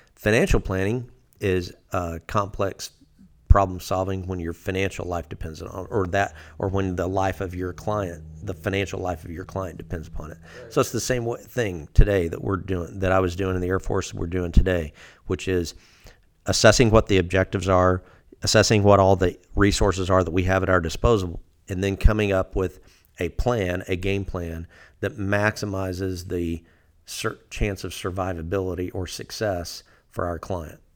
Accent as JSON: {"language": "English", "town": "Fort Smith", "region": "Arkansas", "country": "United States", "tie": "born or raised there", "said": "I grew up down in Fort Smith"}